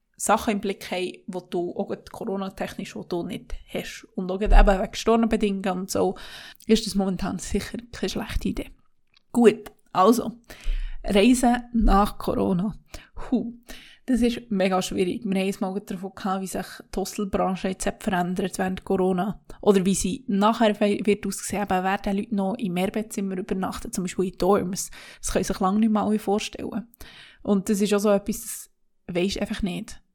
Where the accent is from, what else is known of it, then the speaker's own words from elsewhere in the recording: Switzerland; also born or lived in Interlaken; bei uns in der Schweiz